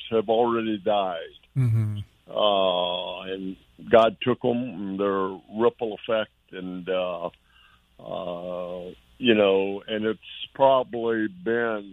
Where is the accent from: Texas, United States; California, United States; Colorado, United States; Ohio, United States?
Texas, United States; Dallas; I'm from Dallas, Texas